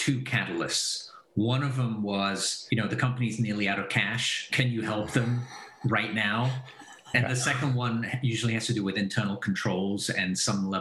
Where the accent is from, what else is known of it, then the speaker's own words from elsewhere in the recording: Belgium; moved away as an adult; also born or lived in England / Texas / San Francisco / New York; now in Silicon Valley, United States; I was born in Belgium, so I'm Belgian originally. My mother's English, my dad's Belgian. Went to school in Belgium